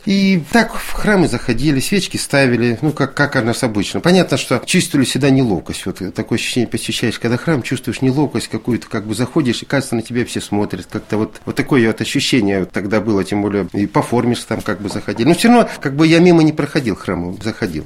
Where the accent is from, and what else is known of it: Salsk, Rostov Oblast, Russia; born or raised there; moved away as an adult; also born or lived in Severomorsk